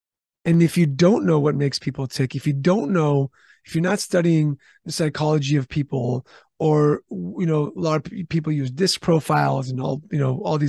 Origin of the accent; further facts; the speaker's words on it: California, United States; I'm from California. We have some of the strictest HR laws and rules.